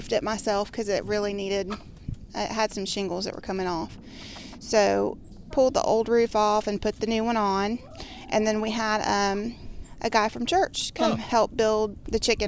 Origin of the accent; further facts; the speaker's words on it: Coweta County, Georgia, United States; I grew up here in Coweta County